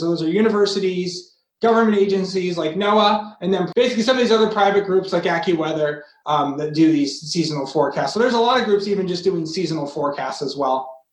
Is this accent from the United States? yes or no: yes; Massachusetts, United States; I grew up in Massachusetts